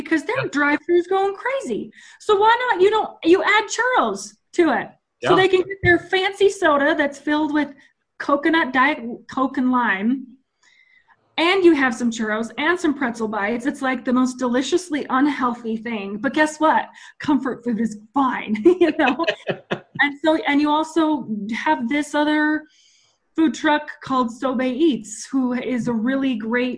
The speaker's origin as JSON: {"language": "English", "region": "Utah", "country": "United States", "tie": "born or raised there", "also_born_or_lived": "Colorado", "moved": "as an adult", "said": "I just moved from Colorado back to Utah, back to my hometown, back to literally the house I grew up in."}